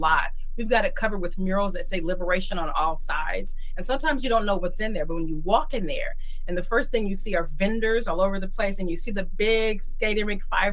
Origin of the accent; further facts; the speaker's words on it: Oakland, California, United States; I'm born and raised in East Oakland